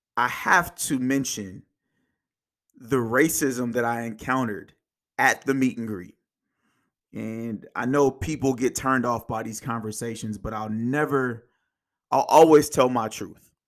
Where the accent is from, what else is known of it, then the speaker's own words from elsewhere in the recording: Indiana, United States; also born or lived in Kansas; I was born in Kansas. I moved to Indiana when I was about five or six